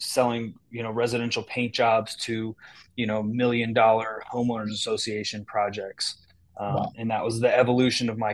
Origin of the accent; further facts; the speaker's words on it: Northern California, United States; moved away as an adult; now in Michigan, United States; I come from Northern California